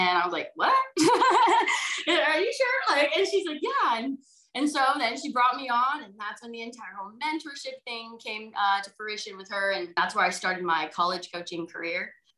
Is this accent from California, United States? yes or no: yes; Brentwood, California, United States; Well, I grew up in Brentwood, California, which is about, I would say, maybe an hour and 15 outside of San Francisco. So in that East Bay area. My parents were born and raised in Hawaii. My mom's family is actually from the Big Island of Hawaii. And like you said, we do have Hawaiian blood.